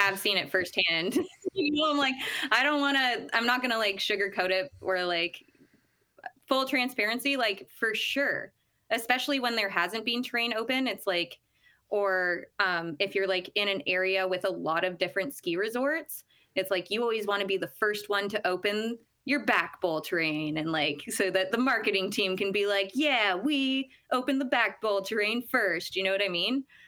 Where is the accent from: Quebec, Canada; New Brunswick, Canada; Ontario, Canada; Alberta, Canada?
Ontario, Canada; Ottawa; moved away as an adult; now in Squamish, Canada; I come from Ottawa, Ontario, and grew up ski racing out there